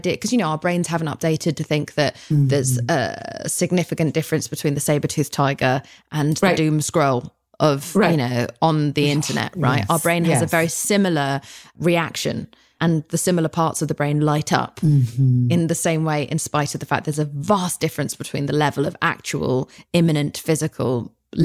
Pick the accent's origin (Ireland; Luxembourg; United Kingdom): United Kingdom; now in United States; I'm very British